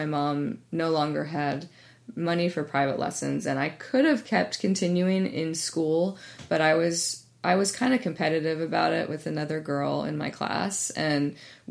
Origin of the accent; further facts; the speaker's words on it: East Coast, United States; now in Bay Area, United States; I grew up on the East Coast in the suburbs